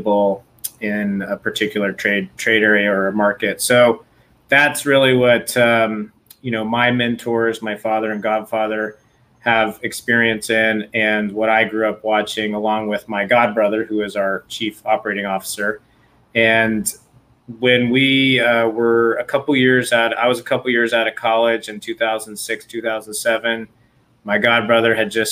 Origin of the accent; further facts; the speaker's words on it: Southwest, United States; moved away as an adult; also born or lived in New Mexico / Texas; now in San Diego, United States; I grew up in New Mexico and Texas. So Southwest